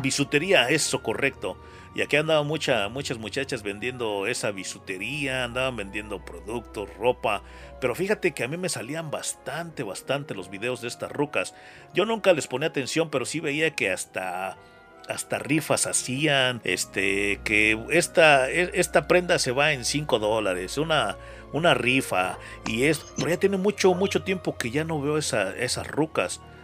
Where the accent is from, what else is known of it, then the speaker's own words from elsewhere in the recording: California, United States; now in Atlanta, United States; yo nací en California, ahora te platico mi historia, pero yo tengo años viviendo aquí en Estados Unidos